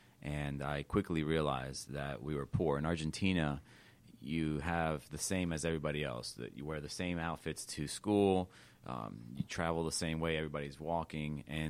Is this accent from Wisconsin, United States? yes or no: no; Los Angeles, California, United States; moved away; I was born in East Los Angeles.